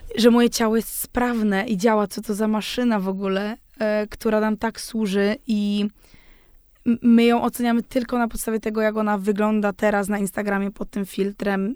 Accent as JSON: {"language": "Polish", "area": "Zaolzie", "region": "Moravian-Silesian Region", "country": "Czechia", "tie": "born or raised there", "said": "ja pochodzę z tego Zaolzia, właśnie z tego pogranicza"}